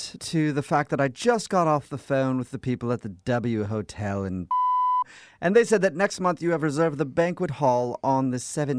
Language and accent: English; United States; I'm not English. I'm American, but I do hang around the Brits quite often, so it might be a little bit in there.